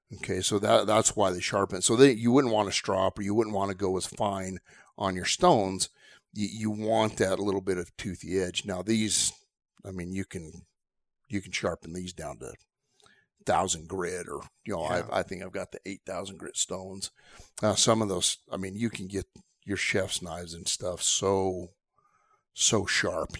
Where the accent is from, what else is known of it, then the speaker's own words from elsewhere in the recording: Southwest, United States; I grew up in the Southwest